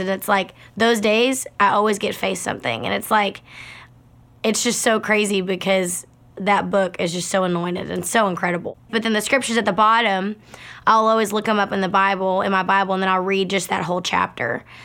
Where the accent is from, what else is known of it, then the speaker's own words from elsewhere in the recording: Baytown, Texas, United States; I grew up in Baytown, Texas, which is outside of Houston